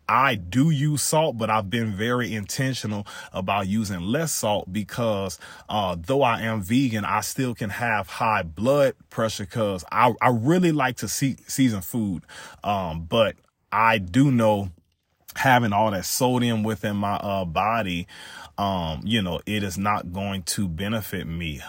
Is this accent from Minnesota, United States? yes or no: no; South Louisiana, United States; I grew up in Louisiana